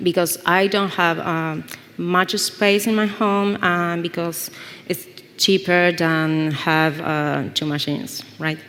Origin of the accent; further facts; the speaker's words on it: Buenos Aires, Argentina; I'm from Buenos Aires, Argentina